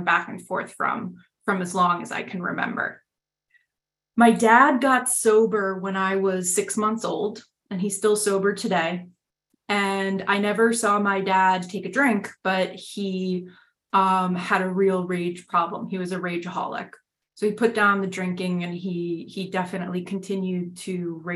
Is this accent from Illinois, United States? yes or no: no; New York City, New York, United States; I am from New York City. I grew up in Manhattan